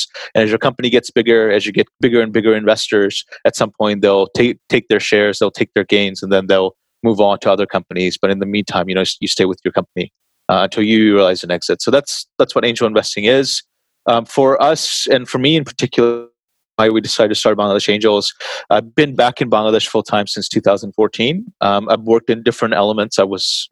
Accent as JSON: {"language": "English", "region": "Texas", "country": "United States", "tie": "born or raised there", "moved": "yes", "said": "I grew up in Texas for most of my life, I suppose, like most of my youth"}